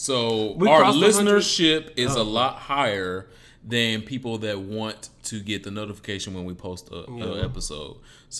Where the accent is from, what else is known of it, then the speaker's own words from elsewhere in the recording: Detroit, Michigan, United States; Detroit, my hometown